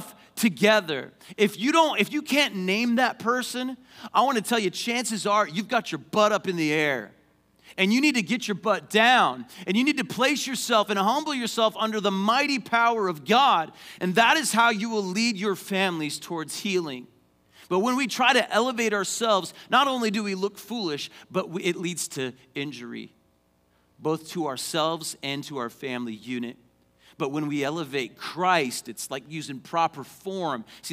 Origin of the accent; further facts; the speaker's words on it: Payson, Arizona, United States; I grew up in Payson, Arizona, went to high school